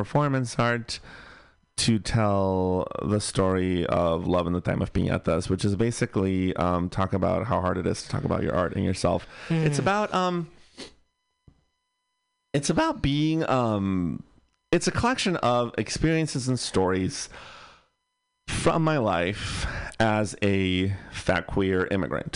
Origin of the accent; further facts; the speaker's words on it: Bay Area, California, United States; I grew up in the Bay Area, so I was pretty lucky to live in a liberal bubble ish